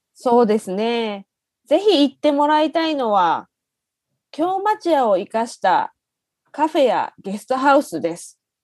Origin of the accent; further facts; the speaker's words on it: Shiga, Japan; moved away as an adult; now in Kyoto, Japan; 私は京都出身ではなく、京都の隣にある滋賀県で生まれて18 歳まで住んでいました